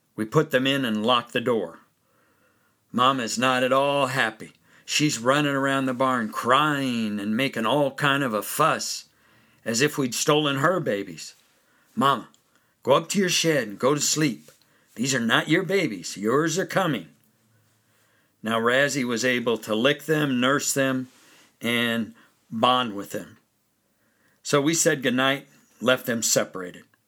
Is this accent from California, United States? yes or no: yes; California, United States; moved away as an adult; also born or lived in Germany; I'm an American born in California.